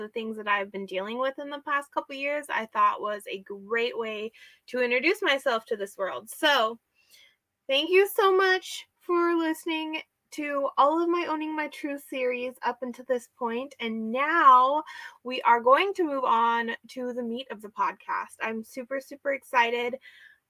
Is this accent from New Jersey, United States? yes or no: no; Snohomish County, Washington, United States; also born or lived in Whatcom County, Washington; I'm a Washington native. I grew up and I was born and raised in Washington State. I grew up in the Snohomish County area